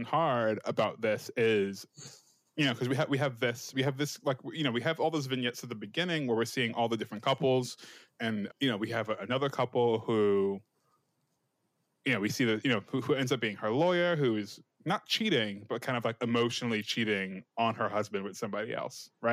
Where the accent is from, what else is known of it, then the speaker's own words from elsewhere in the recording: United States; I'm American